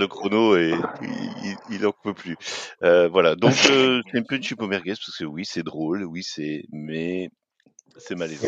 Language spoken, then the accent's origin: French; France; je me place en tant que Français